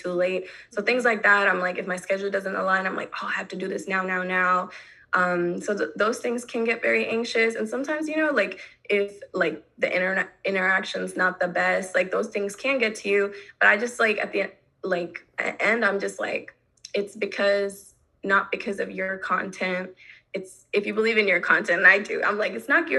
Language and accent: English; North Carolina, United States; growing up in North Carolina